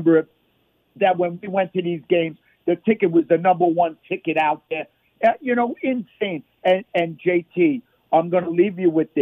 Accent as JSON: {"language": "English", "region": "New York", "country": "United States", "moved": "yes", "lives_now": "Las Vegas, United States", "said": "being a New Yorker"}